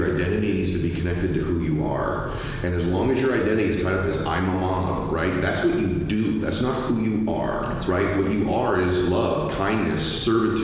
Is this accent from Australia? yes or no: no; California, United States; I grew up in California